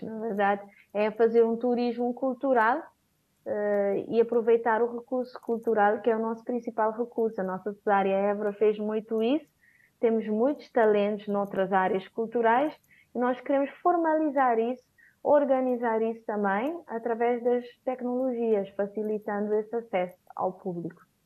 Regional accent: São Vicente, Cape Verde; also born or lived in Praia, Cape Verde; a partir de São Vicente, de onde eu sou

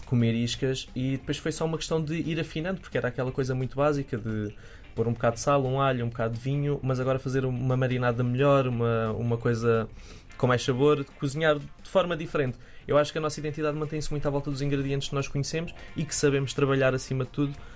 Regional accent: Quinta do Anjo, Setúbal, Portugal; Vim da Quinta do Anjo, uh, o meu avô era agricultor

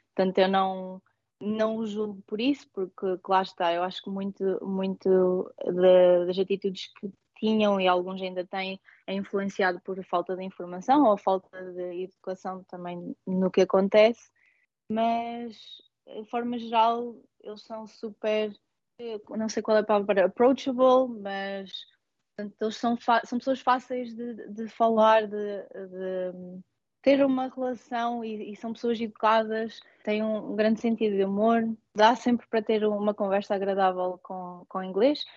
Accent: Portugal; moved away as an adult; also born or lived in Coimbra / northern England; now in London, United Kingdom; somos portugueses e pertencemos a Portugal

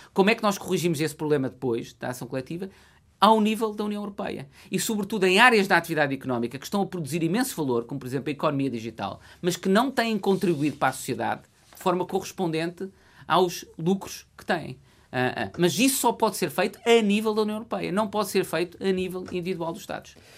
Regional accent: Coimbra, Centro, Portugal; É a cidade onde eu nasci e o centro da região com que eu me identifico

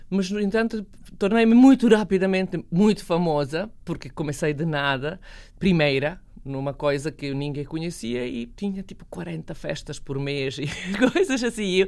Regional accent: Bosnia & Herzegovina; born there; also born or lived in Serbia; eu nasci na Bósnia, vivi na Sérvia e depois fui para Sarajevo viver com uma um croata que vivia em Sarajevo

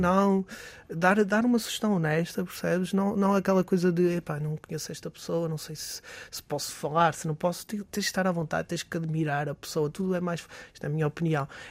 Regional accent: Barcelos, Norte, Portugal; now in Braga, Portugal; somos de Barcelos, naturais de Barcelos

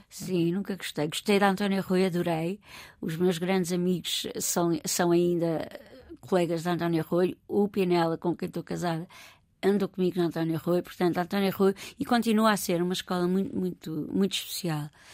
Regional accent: Lisbon, Portugal; also born or lived in Olivais, Lisbon / Encarnação, Lisbon / London, United Kingdom / Sintra; cresci em Campo de Orique, com todos os valores agregados a Campo de Orique

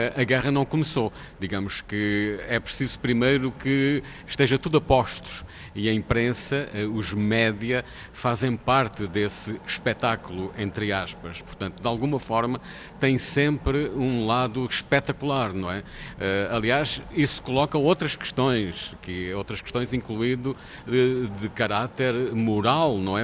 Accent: Portugal; somos portugueses

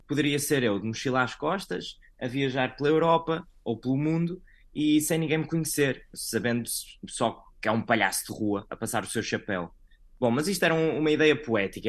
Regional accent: Santa Maria da Feira, Aveiro District, Portugal; moved away as an adult; now in Orlando, United States; Eu nasci em Santa Maria da Feira

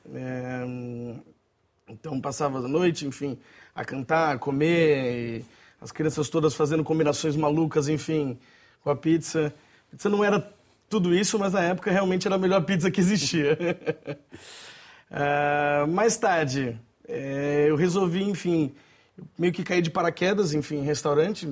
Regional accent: São Paulo, Brazil; now in Portugal; Sou de São Paulo

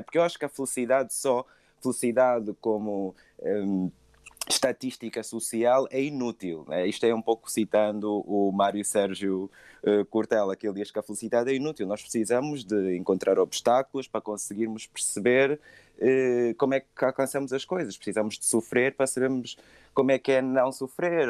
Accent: Angola; eu senti muito isso crescendo em África, que é esse estado de, sobre, de sombriedade e a África, vou falar Angola para ser mais específico

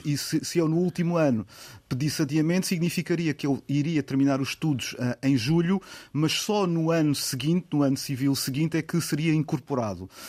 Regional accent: Portimão, Algarve, Portugal; also born or lived in Lisbon / Faro; nasci em Portimão

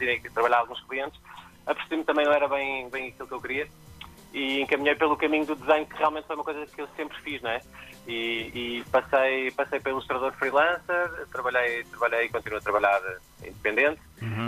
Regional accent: Cascais, Lisbon, Portugal; eu sou de Cascais, eu, tô, eu tô, vivo e trabalho em Cascais

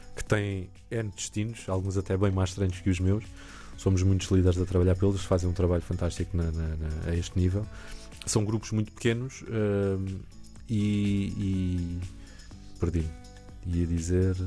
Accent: Alentejo, Portugal; now in Lisbon, Portugal; Eu cresci no Alentejo

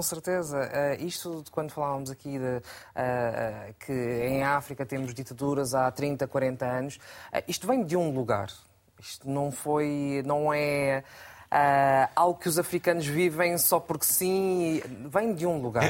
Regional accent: Portugal; eu sou portuguesa, Uh, tenho um avô português, uh, tenho um pai cabo-verdiano

